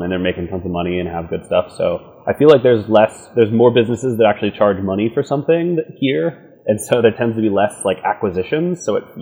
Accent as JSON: {"language": "English", "town": "Pittsburgh", "region": "Pennsylvania", "country": "United States", "tie": "born or raised there", "also_born_or_lived": "Los Angeles / San Francisco", "moved": "as an adult", "lives_now": "New York, United States", "said": "I grew up in a town called Pittsburgh, Pennsylvania"}